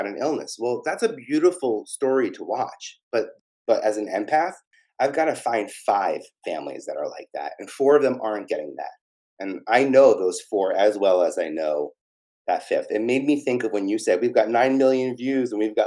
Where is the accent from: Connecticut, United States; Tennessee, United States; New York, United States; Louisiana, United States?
New York, United States; New York City; I'm from Staten Island